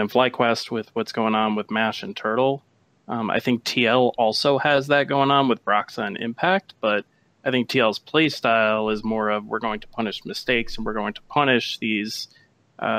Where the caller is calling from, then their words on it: outside Chicago, Illinois, United States; Calling just outside of Chicago